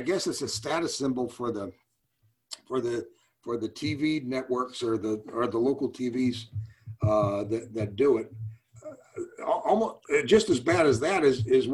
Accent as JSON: {"language": "English", "town": "St. Louis", "region": "Missouri", "country": "United States", "tie": "born or raised there", "also_born_or_lived": "Boston", "moved": "as an adult", "lives_now": "Houston, United States", "said": "I grew up in St. Louis, living in the Midwest."}